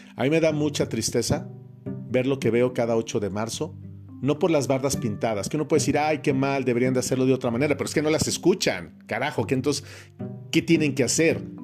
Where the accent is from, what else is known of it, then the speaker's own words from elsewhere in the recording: Mexico; en mi país, en México